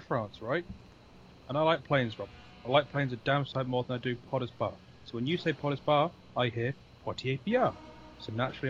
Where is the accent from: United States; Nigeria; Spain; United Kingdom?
United Kingdom; England; I really don't think they know we're English at all.